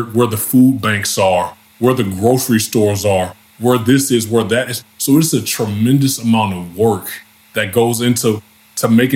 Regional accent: Louisiana, United States; my home state

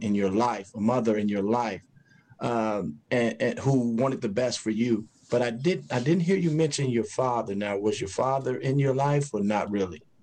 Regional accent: Chicago, Illinois, United States; when I was growing up in Chicago

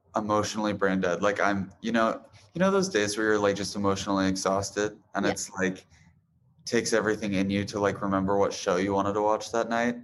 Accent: Boise, Idaho, United States; now in Los Angeles, United States; I was born in Boise, Idaho

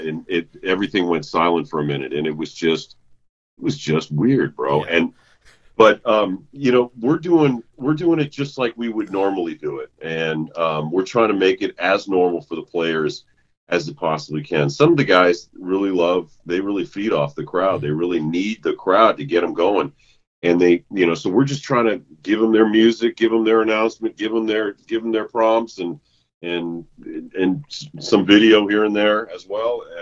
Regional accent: Boston, Massachusetts, United States; moved away as an adult; now in Los Angeles, United States; I grew up in New England. I came from the Boston area, so I grew up a Red Sox fan

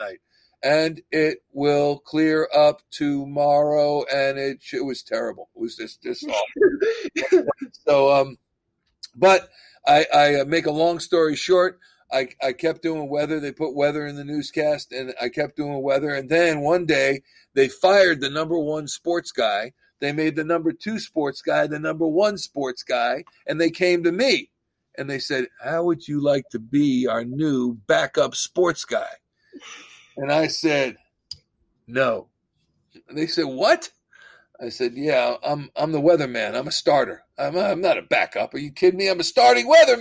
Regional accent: Central New Jersey, United States; moved away as an adult; also born or lived in Boston / Philadelphia area; I'm from Central New Jersey

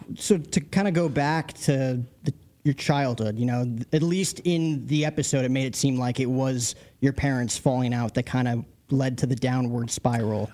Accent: New Jersey, United States; moved away; I'm from Jersey

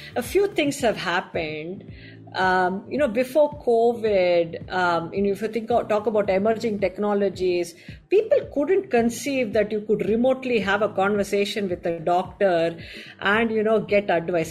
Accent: Chennai, Tamil Nadu, India; I grew up in Chennai

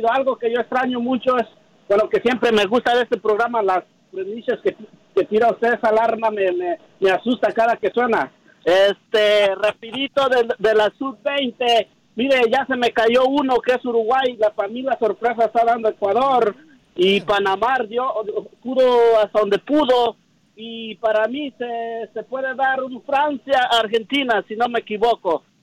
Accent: Honduras; yo, bueno, soy hondureño, por supuesto.

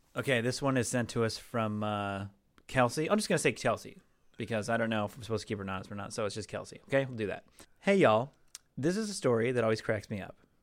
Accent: Seattle, Washington, United States; now in Los Angeles, United States; growing up in Seattle

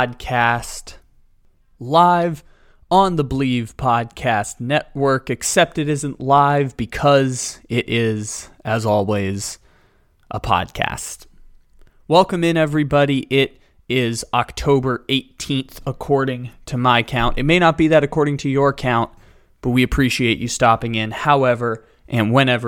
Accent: San Diego, California, United States; the San Diego Padres, my hometown team

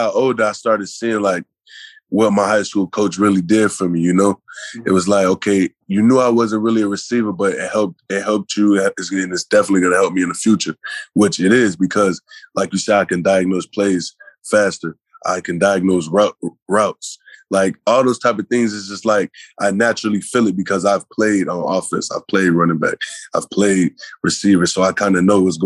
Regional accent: Illinois, United States; growing up as a kid, you know, I'm from Illinois

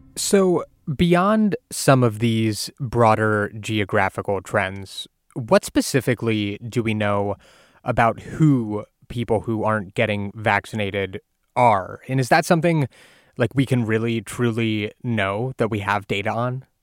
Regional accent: Ohio, United States; my home state of Ohio

